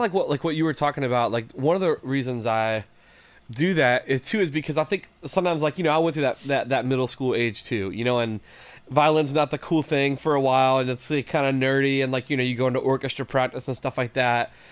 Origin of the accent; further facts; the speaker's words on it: West Virginia, United States; moved away as an adult; also born or lived in Detroit area, Michigan; now in Detroit, United States; I'm from West Virginia originally. So I grew up in the Mountain State, uh, in West Virginia